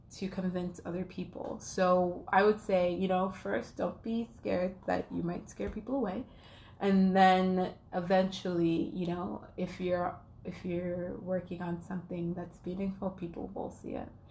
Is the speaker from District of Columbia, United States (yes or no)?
no; New York, United States; now in Atlanta, United States; I'm from New York